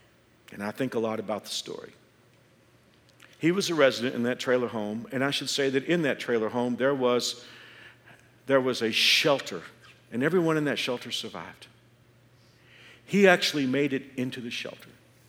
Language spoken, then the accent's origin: English; Andover, Kansas, United States; hit our area, and especially my hometown of Andover.